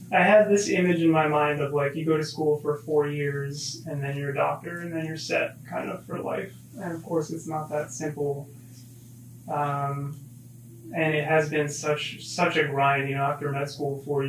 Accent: Levittown, Pennsylvania, United States; I'm from Levittown, Pennsylvania. I went to Hensbury High School.

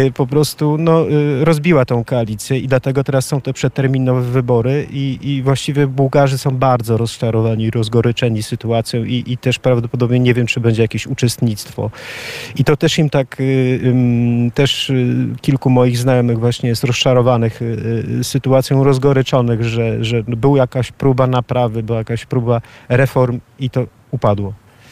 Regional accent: Poland; moved away as an adult; also born or lived in Ireland; now in Sofia, Bulgaria; wielu nas tutaj Polaków mieszkających

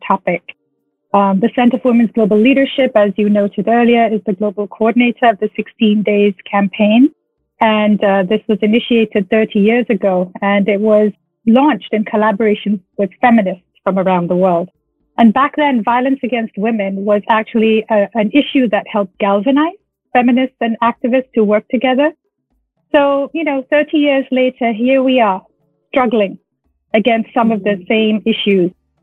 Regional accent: Nepal; moved away; also born or lived in New Jersey; I'm actually from Nepal, though, and I'm a human rights lawyer

